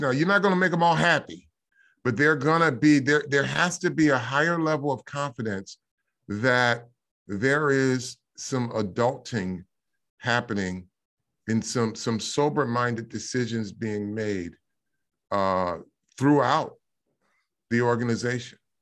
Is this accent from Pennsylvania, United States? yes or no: no; Michigan, United States; I grew up in Michigan